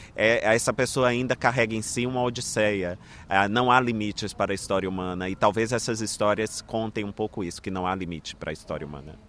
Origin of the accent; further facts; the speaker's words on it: Brazil; nas minhas origens, né? na história deste lugar de onde eu vim